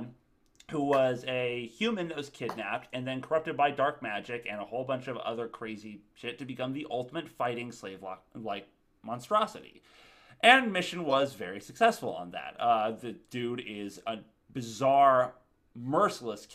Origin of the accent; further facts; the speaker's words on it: Tallahassee, Florida, United States; I'm from Tallahassee